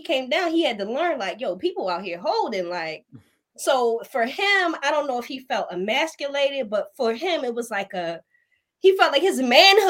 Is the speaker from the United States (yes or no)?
yes; East Coast, United States; when I run into people that's from here and I say I'm from the East Coast, they'd be like, oh, y'all feisty.